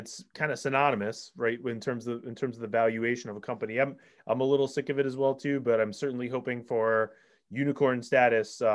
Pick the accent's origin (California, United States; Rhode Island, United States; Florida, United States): Rhode Island, United States; now in Massachusetts, United States; I might live in Massachusetts now, Alex, but I'm from Rhode Island.